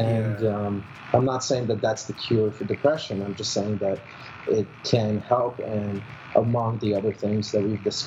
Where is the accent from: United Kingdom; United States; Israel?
Israel; now in Canada; I was born in Israel, but my whole life I was very secular